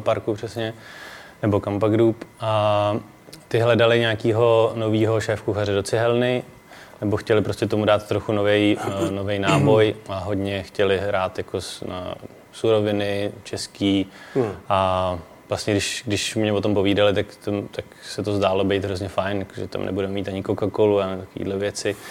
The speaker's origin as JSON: {"language": "Czech", "region": "Prague", "country": "Czechia", "said": "jsem ze Strašnice"}